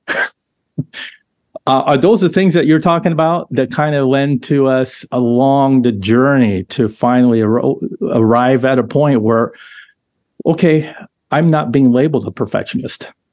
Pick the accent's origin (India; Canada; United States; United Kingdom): United States; Southern California; I grew up in Southern California with the surfing culture